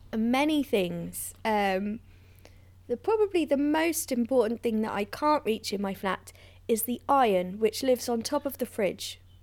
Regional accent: London, United Kingdom; I grew up in London, just in North London there

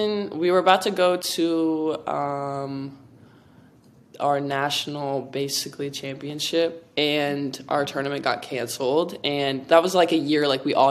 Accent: Ohio, United States; moved away as an adult; also born or lived in Florida; now in Los Angeles, United States; I'm from Ohio

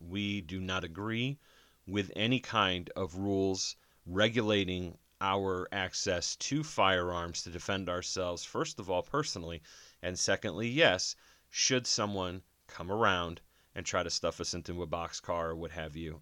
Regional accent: Jersey City, New Jersey, United States; I was born in Jersey City

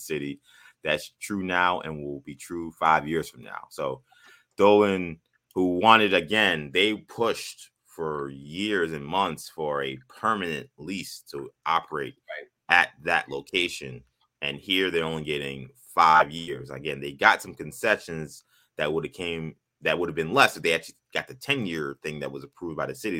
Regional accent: New York, United States; moved away as an adult; As a New Yorker

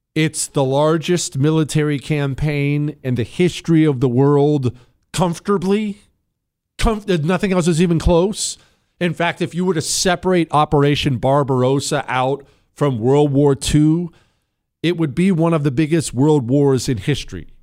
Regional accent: Montana, United States; I grew up in Montana.

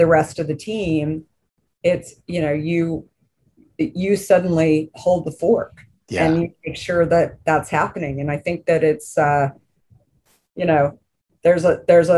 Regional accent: Arizona, United States; growing up in Arizona

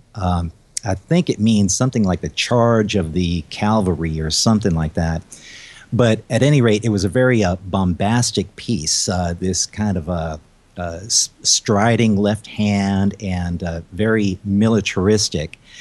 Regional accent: Baton Rouge, Louisiana, United States; also born or lived in Houston, Texas; I was uh, born in Houston, but uh, we ended up moving to uh, Baton Rouge, Louisiana, and that's where I got my first taste of piano lessons from.

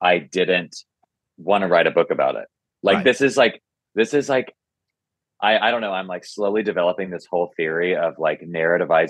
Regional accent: Nashville, Tennessee, United States; I grew up in Nashville

